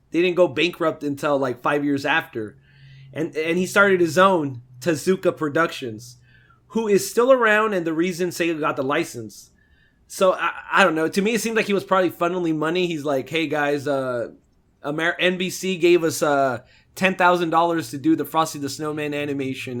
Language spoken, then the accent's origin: English; United States; grew up in America